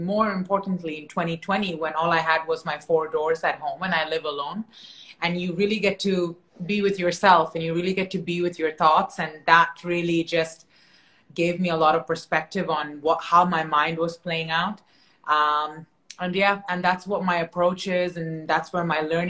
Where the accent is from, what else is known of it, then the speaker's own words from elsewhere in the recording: Canada; moved away; I'm originally from Canada